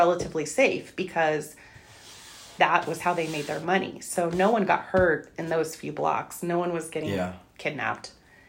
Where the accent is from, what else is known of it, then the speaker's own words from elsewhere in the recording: El Paso, Texas, United States; moved away; also born or lived in Indiana; And I grew up in El Paso.